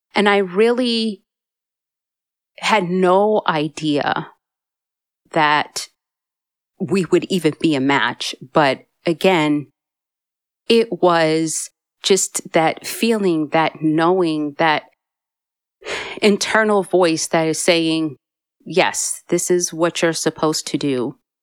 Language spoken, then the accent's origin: English; Massachusetts, United States; moved away; I'm originally from Massachusetts